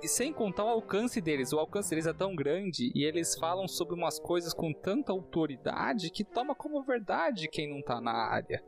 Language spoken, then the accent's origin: Portuguese; Brazil